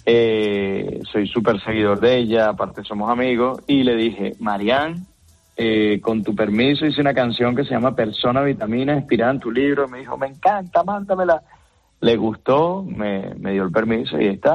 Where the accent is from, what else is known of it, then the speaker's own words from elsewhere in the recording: Venezuela; moved away; soy venezolano